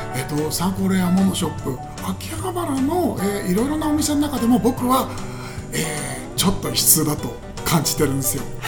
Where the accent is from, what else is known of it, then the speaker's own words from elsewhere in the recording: Koto, Tokyo, Japan; 下町で生まれ育ちまして江東区なんですけど